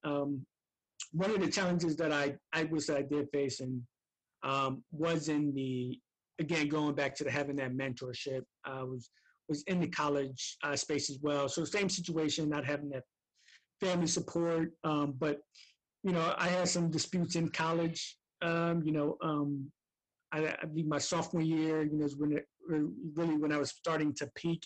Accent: Camden, New Jersey, United States; I'm from Camden, New Jersey.

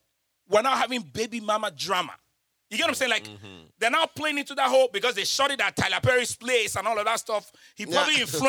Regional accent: Nigeria; because I'm Nigerian

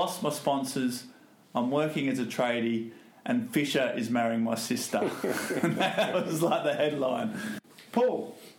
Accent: Australia; as an Australian

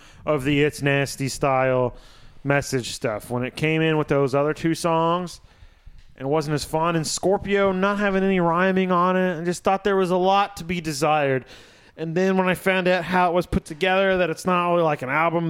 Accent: Batesville, United States; I'm white kid from Batesville

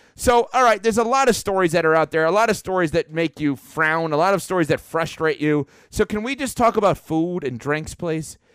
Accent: New York, United States; when I was growing up in New York

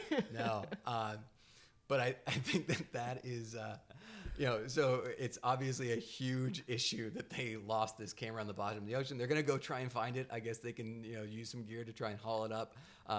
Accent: New England, United States; growing up in New England

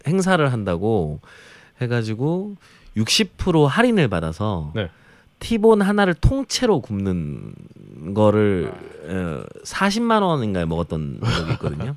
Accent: Jeolla, South Korea; 그래서 저는 전라도 출신인데

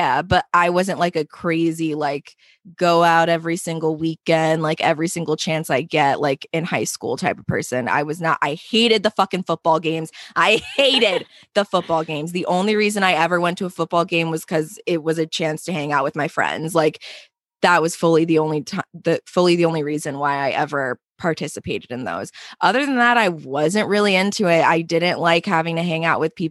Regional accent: Pennsylvania, United States; now in New York City, United States; growing up in Pennsylvania

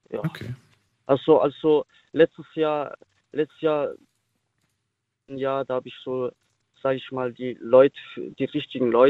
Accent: Sinsheim, Baden-Württemberg, Germany; ich komme aus Württemberg.

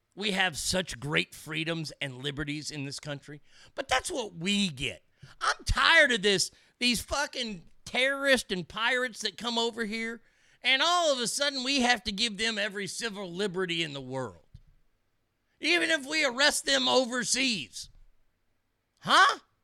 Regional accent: Texas, United States; as a Texan

